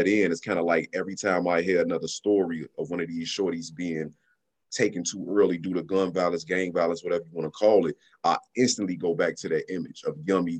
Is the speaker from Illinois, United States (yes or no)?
yes; Chicago, Illinois, United States; my experiences growing up in Chicago